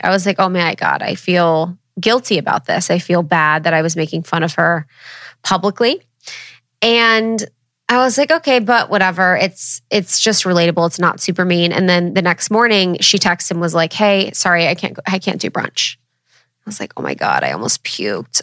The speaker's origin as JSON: {"language": "English", "region": "Ohio", "country": "United States", "said": "I'm from Ohio"}